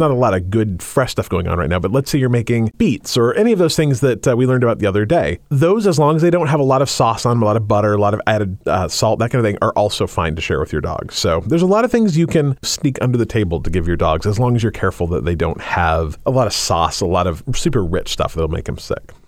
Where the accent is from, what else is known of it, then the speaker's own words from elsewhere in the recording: Utah, United States; moved away as an adult; now in Washington, United States; I was raised in Utah and I did not actually meet a person who practiced until I moved to Washington when I was, like, thirty-five.